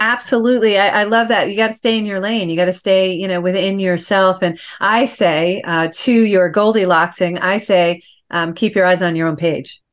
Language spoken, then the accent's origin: English; New York, United States; I get comments that I talk New York fast. I'm from New York.